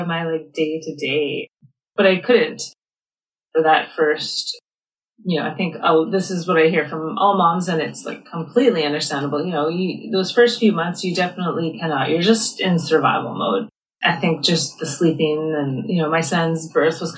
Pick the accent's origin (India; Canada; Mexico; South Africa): Canada; I'm from Canada